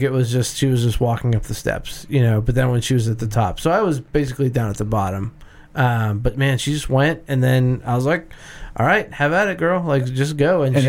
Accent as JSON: {"language": "English", "country": "United States", "said": "Because I'm an American and I don't like blue cheese."}